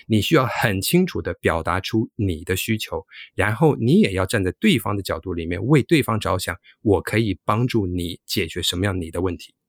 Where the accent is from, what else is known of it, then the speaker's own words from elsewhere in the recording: New York, United States; moved away; also born or lived in Taiwan / mainland China; 我自己虽然是在美国长大